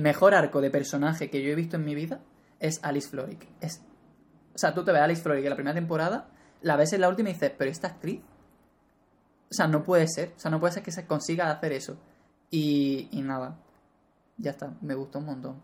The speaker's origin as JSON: {"language": "Spanish", "country": "Spain", "said": "como español"}